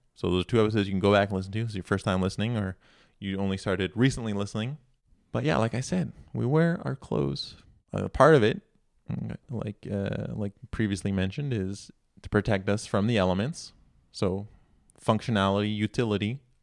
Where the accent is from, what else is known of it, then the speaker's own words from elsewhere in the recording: Canada; I'm not American, we're in Canada, here